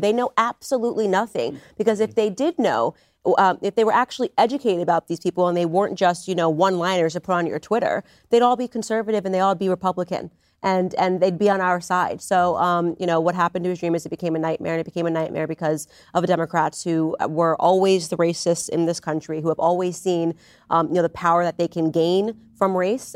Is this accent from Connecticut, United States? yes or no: yes; Stamford, Connecticut, United States; we're both from Stamford, Connecticut